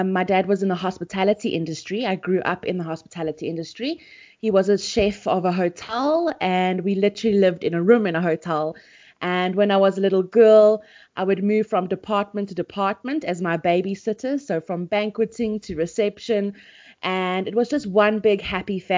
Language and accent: English; Pretoria, Gauteng, South Africa; also born or lived in Port Elizabeth; But we moved to Pretoria, and Pretoria is just now my home. It's always been my home